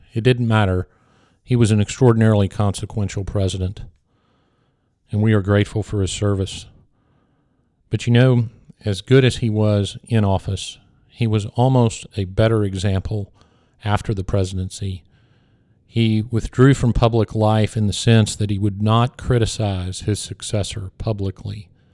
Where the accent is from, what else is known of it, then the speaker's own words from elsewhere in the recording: Houston, Texas, United States; I grew up in Houston on the west side of town